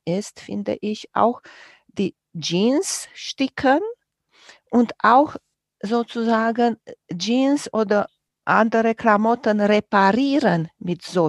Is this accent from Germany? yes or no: no; Romania; moved away; Ich bin groß geworden in Rumänien